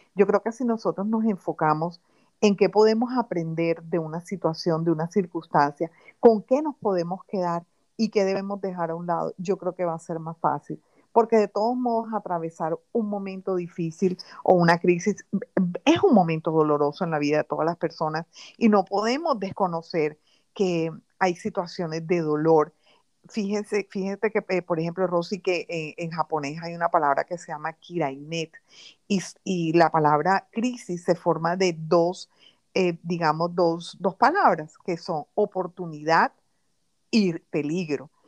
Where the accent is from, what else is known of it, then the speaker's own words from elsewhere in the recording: Barranquilla, Atlántico, Colombia; also born or lived in London, United Kingdom; soy colombiana del alma, siempre he vivido en Colombia